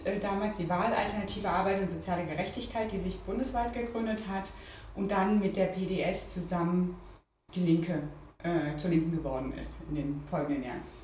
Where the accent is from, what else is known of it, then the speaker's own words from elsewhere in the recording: Freiburg, Baden-Württemberg, Germany; moved away as an adult; now in Berlin, Germany; ich komme aus Freiburg und ich habe äh, bis zum Abi in Freiburg gelebt und bin dann zum Studium nach Berlin gekommen